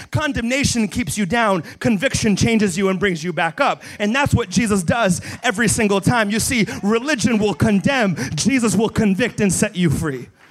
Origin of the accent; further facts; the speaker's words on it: Brazil; now in United States; I was born in Brazil, and I swear I was fed apples as a child